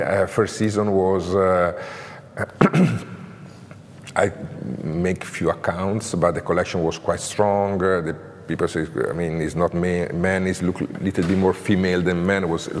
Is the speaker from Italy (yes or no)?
yes; Como, Lombardy, Italy; English is a second language; also born or lived in Grandate; Como, I born in Como. I live in Como. I grew up in Como. Como is really a super creative city, you know, in terms of textile